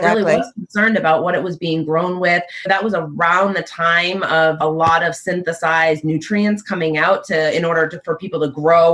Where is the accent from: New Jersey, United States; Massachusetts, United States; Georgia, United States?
Massachusetts, United States; Boston; also born or lived in Stoughton, Massachusetts / Sharon, Massachusetts; born and raised in Massachusetts, originally from Dorchester, but I lived in Stoughton and Sharon for quite some time